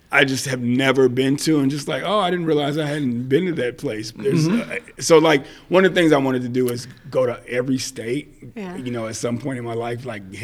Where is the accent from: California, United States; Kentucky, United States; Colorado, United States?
Kentucky, United States; Madisonville; moved away as an adult; now in Nashville, United States; I'm in Nashville. I'm from Western Kentucky, a small town called Madisonville, is where I was born and raised.